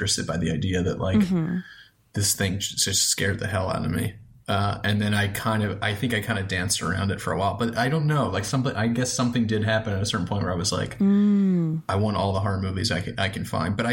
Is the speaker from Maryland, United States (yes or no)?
yes; Towson, Maryland, United States; also born or lived in Baltimore; I grew up in Towson. So I'm from Towson.